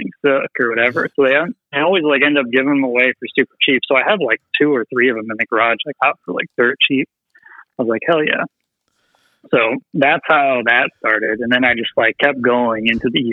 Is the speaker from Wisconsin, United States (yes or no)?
yes; Wisconsin, United States; moved away as an adult; now in St. Paul, United States; I grew up in Wisconsin for the most part